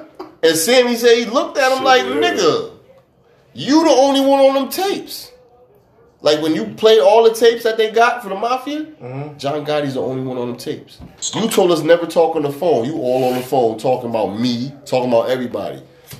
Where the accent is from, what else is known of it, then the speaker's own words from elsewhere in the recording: England, United Kingdom; And, I'm from England, yeah.